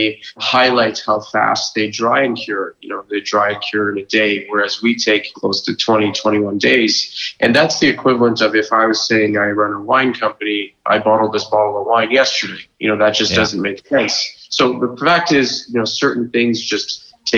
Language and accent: English; Lower Mainland, British Columbia, Canada; Born and raised in the Lower Mainland, you know, did my CA in Vancouver at KPMG